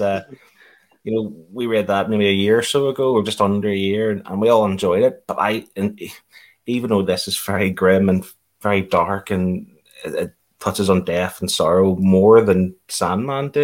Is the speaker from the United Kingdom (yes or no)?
yes; United Kingdom; us being British